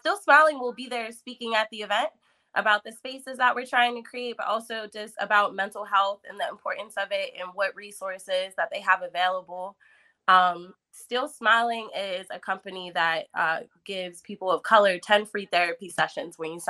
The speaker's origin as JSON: {"language": "English", "town": "Pittsburgh", "region": "Pennsylvania", "country": "United States", "tie": "born or raised there", "said": "I'm from East Liberty"}